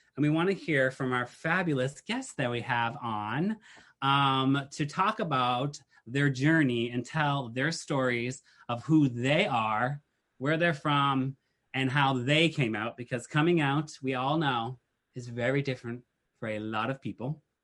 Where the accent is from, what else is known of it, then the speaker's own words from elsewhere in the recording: Massachusetts, United States; I'm from Massachusetts